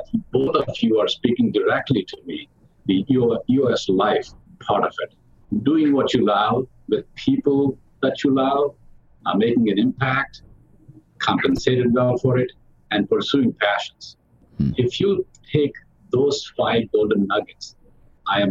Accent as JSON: {"language": "English", "region": "South India", "country": "India", "tie": "born or raised there", "moved": "yes", "lives_now": "United States", "said": "I grew up in the South India with a family of six sisters"}